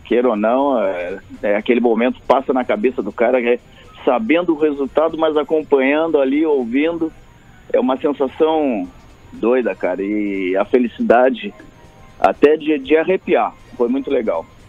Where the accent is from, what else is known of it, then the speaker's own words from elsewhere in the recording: Pelotas, Rio Grande do Sul, Brazil; eu sou do interior, eu sou de Pelotas, né?